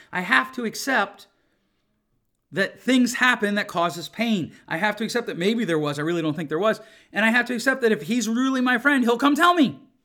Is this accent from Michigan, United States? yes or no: yes; Grand Rapids, Michigan, United States; my hometown of Grand Rapids